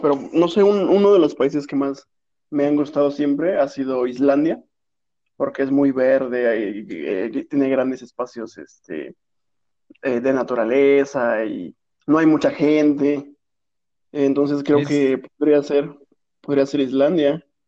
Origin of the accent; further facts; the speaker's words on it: Mexico; somos mexicanos